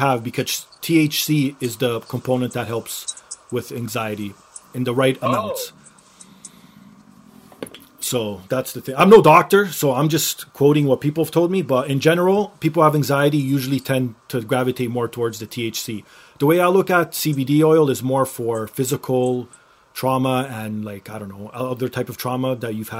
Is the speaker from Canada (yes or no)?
yes; Canada; I'm Canadian